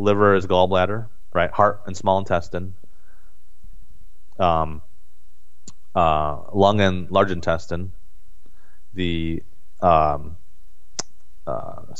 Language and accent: English; United States; as Americans, and me growing up in America